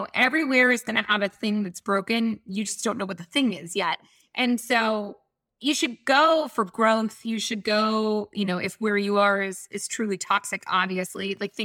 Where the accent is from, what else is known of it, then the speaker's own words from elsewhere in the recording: Atlanta, Georgia, United States; I grew up in Atlanta.